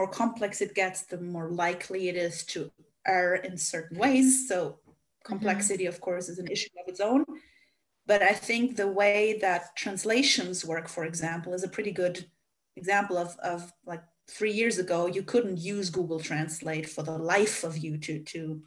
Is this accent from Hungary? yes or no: yes; Hungary; first language Hungarian; English is a second language; I am a native Hungarian